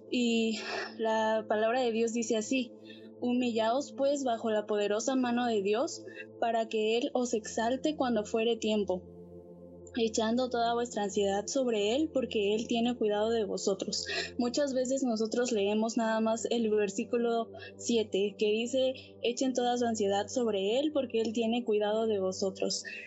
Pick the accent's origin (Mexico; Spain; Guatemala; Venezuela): Mexico; soy de México